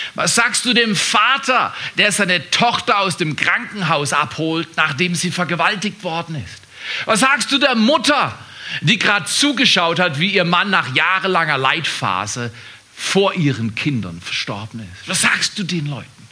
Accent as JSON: {"language": "German", "country": "Germany", "said": "als Deutscher geboren zu werden"}